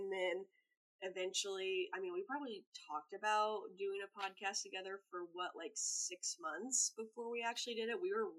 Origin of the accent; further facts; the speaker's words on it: Central Illinois, United States; moved away as an adult; also born or lived in Omaha, Nebraska; now in Milwaukee, United States; I currently live in Milwaukee, Wisconsin, but I've kind of been all over the place. I'm originally from Central Illinois, about 3 hours south of Chicago, and then I moved to Omaha, Nebraska after college, then moved back to Illinois for a while, and then moved up to Milwaukee.